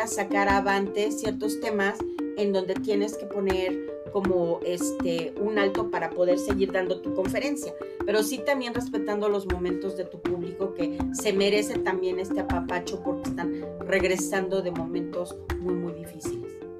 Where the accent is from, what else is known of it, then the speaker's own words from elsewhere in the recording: Mexico; así somos los mexicanos